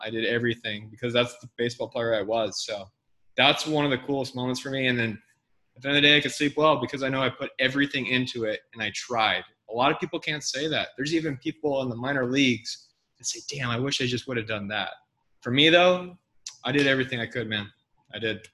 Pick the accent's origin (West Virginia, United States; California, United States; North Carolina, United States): California, United States; El Dorado Hills; my hometown of Eldorado Hills, California